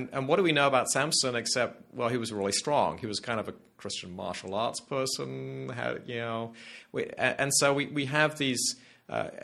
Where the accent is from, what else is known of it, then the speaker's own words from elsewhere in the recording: England, United Kingdom; moved away as an adult; also born or lived in Scotland / Edinburgh / Glasgow / Aberdeen; now in United States; I was born in exile in England. I'm from a Scottish family. Grew up in exile and then went back home to university in Edinburgh